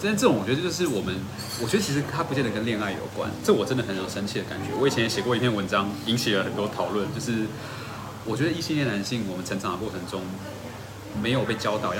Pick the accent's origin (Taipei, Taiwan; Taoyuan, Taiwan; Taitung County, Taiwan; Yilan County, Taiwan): Taoyuan, Taiwan; 像我是桃园人啊，